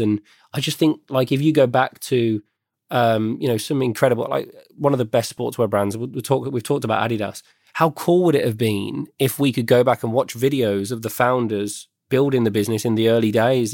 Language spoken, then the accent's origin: English; West Midlands, United Kingdom; I was born and bred in the West Midlands